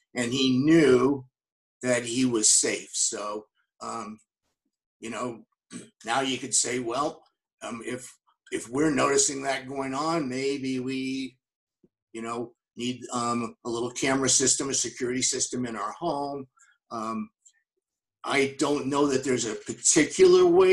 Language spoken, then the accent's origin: English; Las Vegas, Nevada, United States; moved away; I grew up in Las Vegas